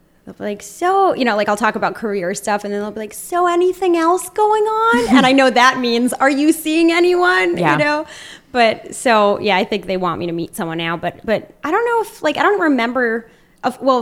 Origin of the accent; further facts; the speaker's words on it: Newton, Massachusetts, United States; I'm from Newton.